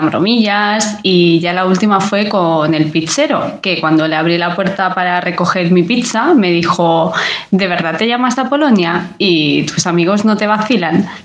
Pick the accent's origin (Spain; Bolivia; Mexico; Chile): Spain; Barcelona, Catalonia; Hola, Berto … de Barcelona.